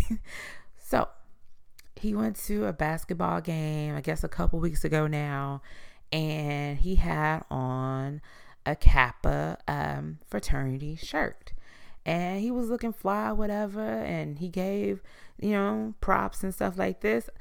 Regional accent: United States; as the American people

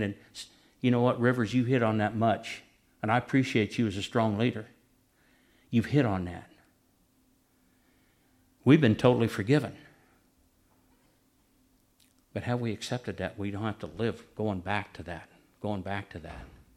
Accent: Nebraska, United States; I'm from Nebraska

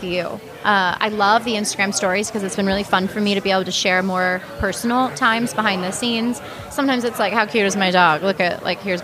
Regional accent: Texas, United States; moved away as an adult; also born or lived in Dallas, Texas; now in Minnesota, United States; I grew up in Texas

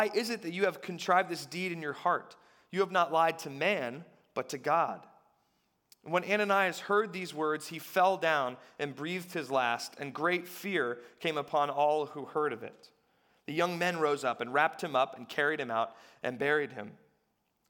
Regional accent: United States; as American people

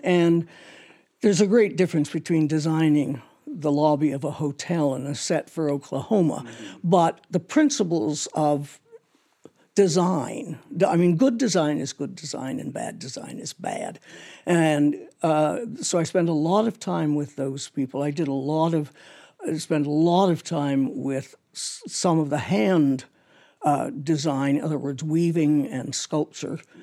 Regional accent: Toronto, Ontario, Canada; I grew up in Toronto

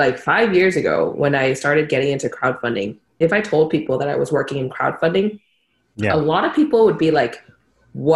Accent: Bangkok, Thailand; I grew up in Bangkok, you know, hustle and bustle of Bangkok. Went to an international school there

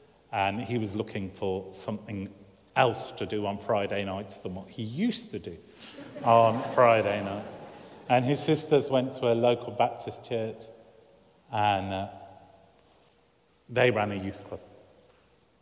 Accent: Birmingham, West Midlands, United Kingdom; moved away; where I grew up in Birmingham

